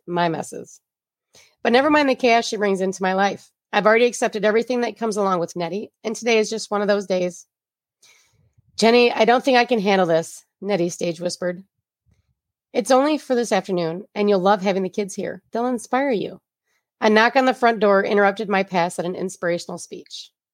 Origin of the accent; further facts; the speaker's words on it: Flint, Michigan, United States; I'm from the Flynn area, and G M is our mother source of income here.